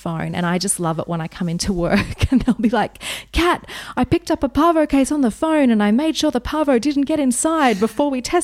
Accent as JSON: {"language": "English", "town": "Wagga Wagga", "region": "New South Wales", "country": "Australia", "tie": "born or raised there", "moved": "yes", "said": "I grew up in Wagga Wagga"}